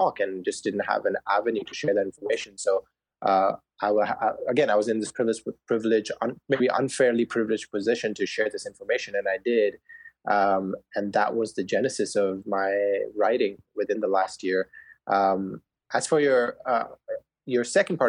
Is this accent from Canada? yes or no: no; India; now in Indianapolis, United States; I grew up in India, and I watched Manchester United since I was a kid, and then moved here stateside